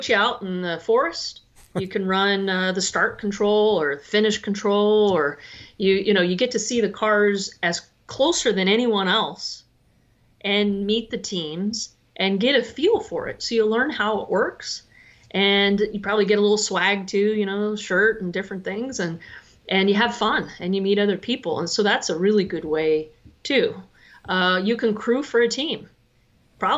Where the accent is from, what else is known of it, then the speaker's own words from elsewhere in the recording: Northern California, United States; I'm Northern California